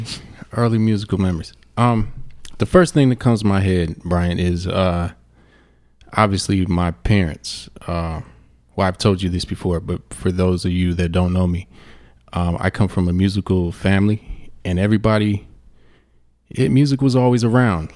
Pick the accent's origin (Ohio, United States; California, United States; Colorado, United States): Ohio, United States; Cleveland; moved away as an adult; now in Phoenix, United States; I come from Cleveland, Ohio